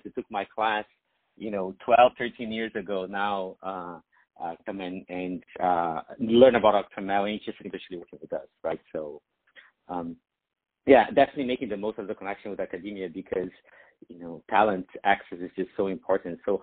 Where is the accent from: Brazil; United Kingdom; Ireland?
Brazil; moved away; I grew up in Brazil